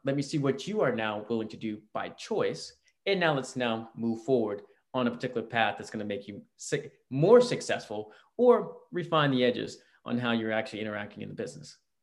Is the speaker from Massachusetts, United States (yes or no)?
no; Virginia, United States; also born or lived in Alabama / Georgia; now in West Coast, United States; I grew up in Virginia, right outside DC